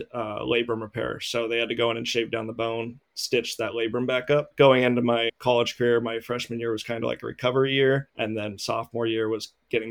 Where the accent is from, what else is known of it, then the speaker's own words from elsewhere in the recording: California, United States; moved away as an adult; also born or lived in Canada; growing up in California